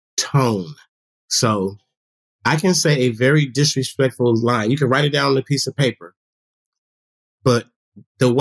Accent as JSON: {"language": "English", "area": "the Bay Area", "region": "California", "country": "United States", "said": "we're from the Bay"}